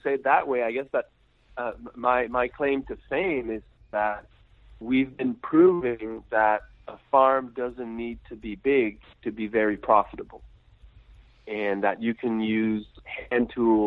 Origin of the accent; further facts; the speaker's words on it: Quebec, Canada; I'm French Canadian. So I live in Quebec, Canada